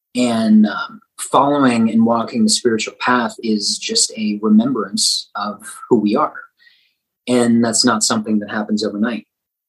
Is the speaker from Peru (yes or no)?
no; Denton, Texas, United States; Denton, Texas. Little D.